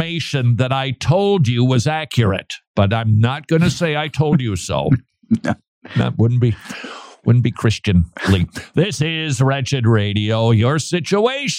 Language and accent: English; St. Paul, Minnesota, United States; moved away; last time I visited my hometown, downtown St. Paul